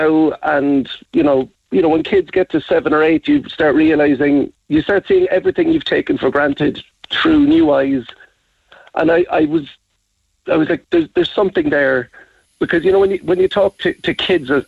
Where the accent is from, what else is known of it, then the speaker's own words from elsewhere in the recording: Ballinora, Munster, Ireland; also born or lived in Dublin / Cork; I grew up in Ballinora